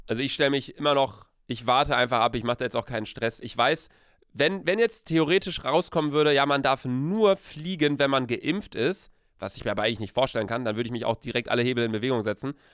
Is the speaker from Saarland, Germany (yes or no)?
no; Cologne, North Rhine-Westphalia, Germany; als Kölner geht man eigentlich nicht an den Rhein saufen